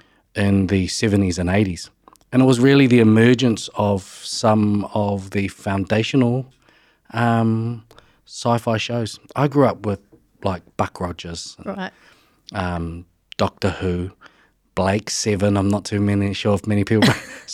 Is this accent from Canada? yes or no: no; Levin, Manawatū-Whanganui, New Zealand; Yeah, and, I just grew up as a normal kid in Levin. So I grew up in the Horowhenua region and loved growing up.